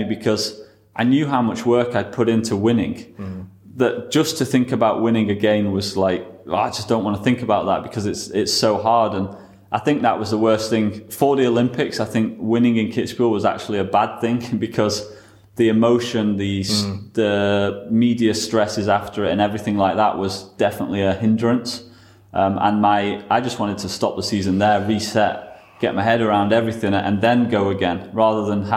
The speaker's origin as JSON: {"language": "English", "country": "United Kingdom"}